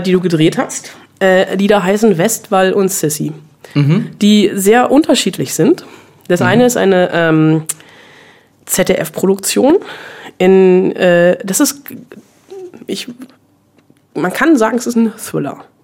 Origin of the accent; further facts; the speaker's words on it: Bonn, North Rhine-Westphalia, Germany; Ich bin in Bonn groß geworden.